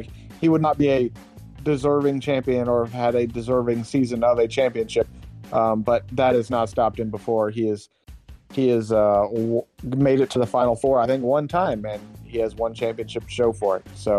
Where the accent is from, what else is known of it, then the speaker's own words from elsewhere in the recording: Georgia, United States; Because I'm from Georgia and he is from Georgia.